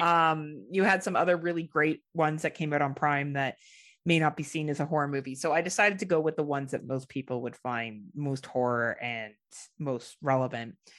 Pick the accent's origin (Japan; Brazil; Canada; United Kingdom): Canada; as a Canadian